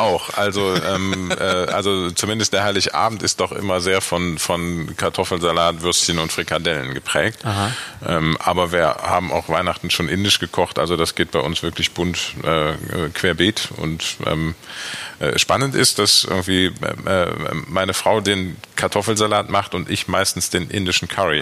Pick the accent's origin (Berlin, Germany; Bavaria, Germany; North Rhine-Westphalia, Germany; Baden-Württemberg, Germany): North Rhine-Westphalia, Germany; Aachen; now in Düsseldorf, Germany; ich bin ja gebürtig aus Aachen, also von daher weder Köln noch Düsseldorf, aber ich würde Düsseldorf immer als meine Heimat bezeichnen